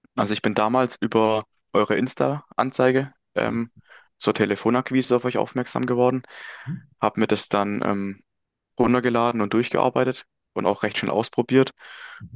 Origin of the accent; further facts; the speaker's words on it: Möckmühl, Baden-Württemberg, Germany; komme aus Mückmühl, das ist in der Nähe von Heilbronn